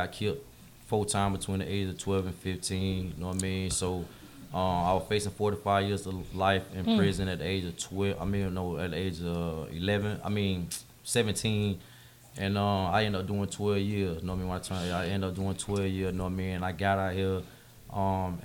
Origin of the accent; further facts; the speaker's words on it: Jacksonville, Florida, United States; I'm from Ken Knight.